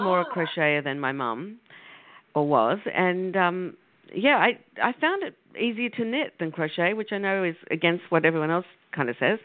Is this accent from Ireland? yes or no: no; Australia; moved away as an adult; now in United States; I was from Australia, and Australians like to travel, so I came to the United States